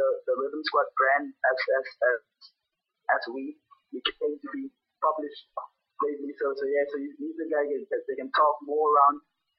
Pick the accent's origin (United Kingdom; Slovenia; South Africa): South Africa; Avon Park, Worcester, Western Cape; we are from Avon Park. That's a ghetto hood inside Booster. Western Cape.